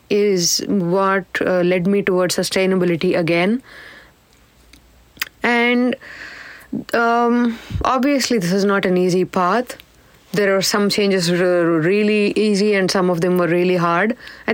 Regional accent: South India, India; I think growing up in South India, we, at least back in the day, most of our clothes were stitched, tailored, and we probably got 4 sets of clothes a year, one for birthday and the rest for festival.

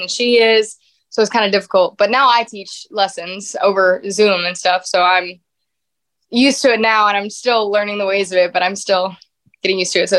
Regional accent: Louisiana, United States; now in Nashville, United States; Yes. Yes. A small little town in Louisiana.

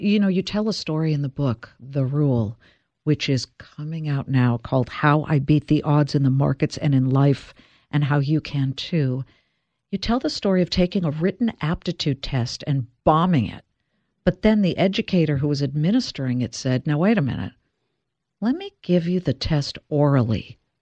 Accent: Beverly Hills, California, United States; I'm from Beverly Hills.

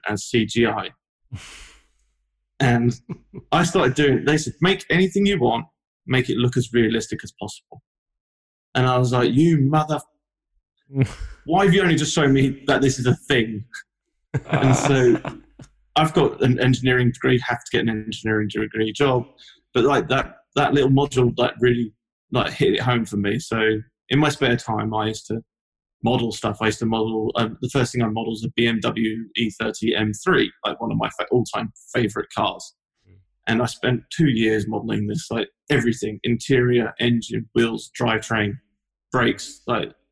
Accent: London, United Kingdom; moved away as an adult; now in Los Angeles, United States; As you can tell from my accent, I'm not from Los Angeles. I'm originally from London, which is where I used to work

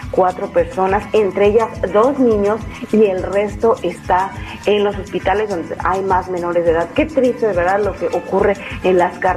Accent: Mexico; No, ya no, la verdad es que nosotros, incluso como mismos mexicanos, la verdad es que cuando tienes que tomar carretera lo piensas dos veces

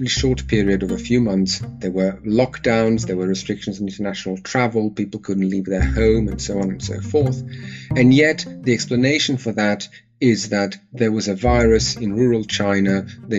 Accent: Serbia; now in United Kingdom; I was born and I grew up in Serbia

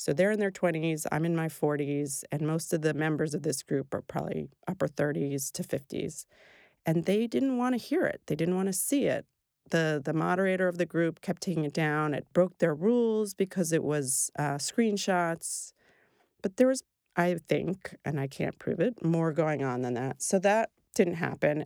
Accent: Brooklyn, the Bronx, and New Rochelle, New York, United States; I grew up in Brooklyn, the Bronx, and New Rochelle

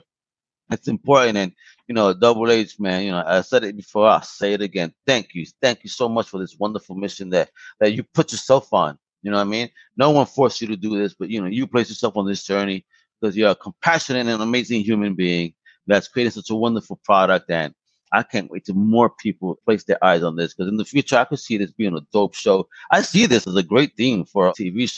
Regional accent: New York, United States; I'm also from New York.

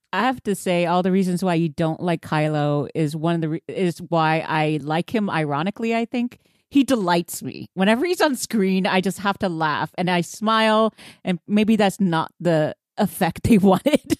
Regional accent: Houston, Texas, United States; I'm from Houston

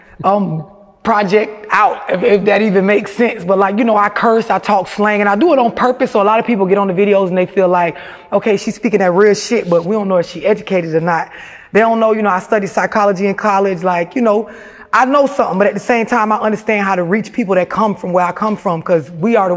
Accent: St. Petersburg, Florida, United States; for the people that's familiar with St. Pete, it's like, you know, a project or an apartment complex

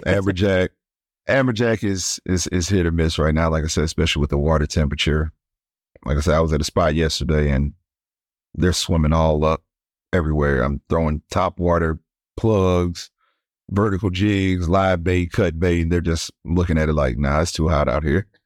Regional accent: East St. Louis, Illinois, United States; moved away as an adult; now in Destin, United States; I'm originally from East Saint Louis, Illinois, so right across the river from Saint Louis

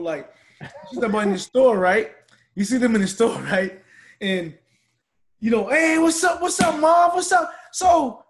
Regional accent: Charleston, South Carolina, United States; I was from Charleston.

